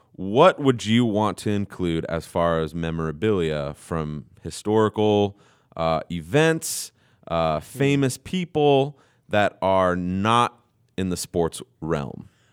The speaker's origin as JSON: {"language": "English", "country": "United States", "said": "I'm an American"}